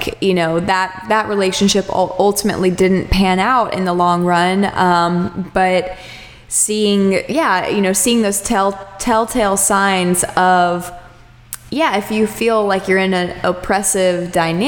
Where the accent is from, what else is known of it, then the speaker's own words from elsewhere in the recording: Austin, Texas, United States; moved away; also born or lived in Charleston; I'm from Austin, Texas originally